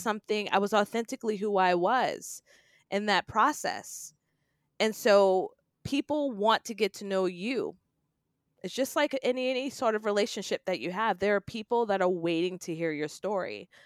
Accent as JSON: {"language": "English", "town": "New York City", "region": "New York", "country": "United States", "tie": "born or raised there", "said": "I grew up in New York City, in Queens"}